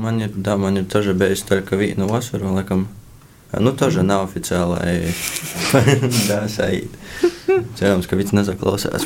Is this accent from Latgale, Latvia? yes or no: yes; Rēzekne, Latgale, Latvia; es visu dzīvi esmu atdzīvojis Riezeknī